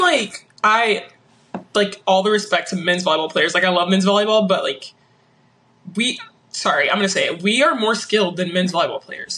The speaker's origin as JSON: {"language": "English", "town": "Arlington", "country": "United States", "tie": "born or raised there", "said": "arlington which is my hometown"}